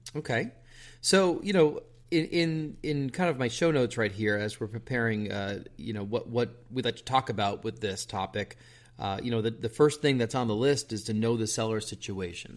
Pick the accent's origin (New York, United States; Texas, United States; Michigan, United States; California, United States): New York, United States; outside New York City, United States; moved away; I grew up outside New York City